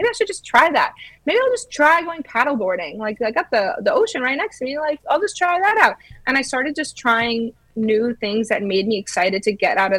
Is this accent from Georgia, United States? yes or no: yes; Georgia, United States; moved away as an adult; also born or lived in Illinois / Florida; I'm from Georgia